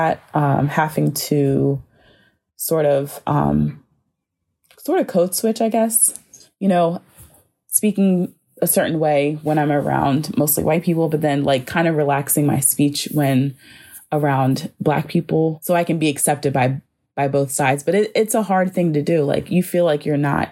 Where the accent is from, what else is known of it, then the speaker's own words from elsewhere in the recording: Eastern Shore, Maryland, United States; moved away as an adult; also born or lived in Penang, Malaysia; now in Baltimore, United States; I'm currently living in Baltimore, but I'm originally from the Eastern Shore, which is a very rural area. And if you go there, it has definitely a more Southern feel. And so I did grow up in that tension